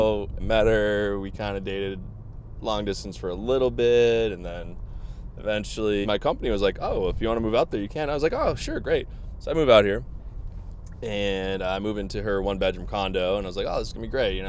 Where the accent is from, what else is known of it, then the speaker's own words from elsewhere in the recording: Boston, Massachusetts, United States; So I'm from Boston. Beautiful state, beautiful area. Yeah. From born and raised in Massachusetts.